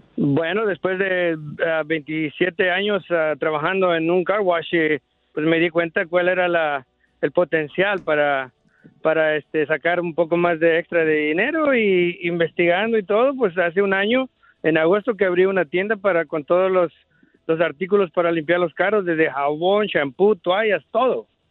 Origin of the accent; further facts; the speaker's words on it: Puebla, Mexico; now in United States; como decimos en Puebla